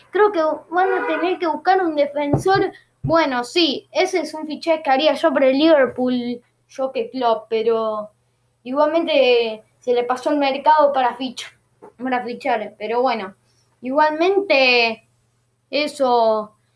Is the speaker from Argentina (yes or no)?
yes; Argentina; Ya soy argentino